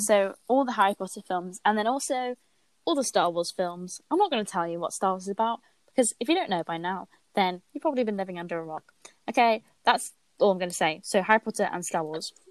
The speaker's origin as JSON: {"language": "English", "country": "United Kingdom", "tie": "born or raised there", "also_born_or_lived": "Billericay, East of England / Barry Island, Wales", "said": "I grew up near Billericay and also near Barry Island"}